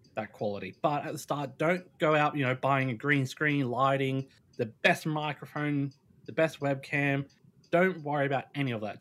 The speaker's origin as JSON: {"language": "English", "country": "Australia", "said": "I'm Australian"}